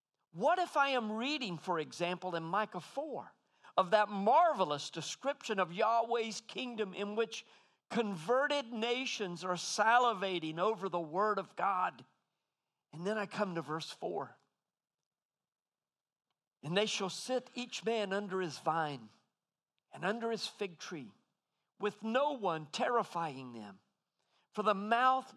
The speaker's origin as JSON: {"language": "English", "country": "United States", "said": "American men don't usually say things are lovely, but I'm half Aussie now"}